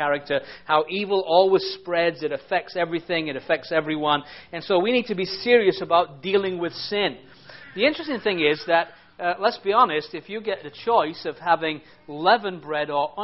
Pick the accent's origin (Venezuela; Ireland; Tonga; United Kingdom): United Kingdom; England; I'm an Englishman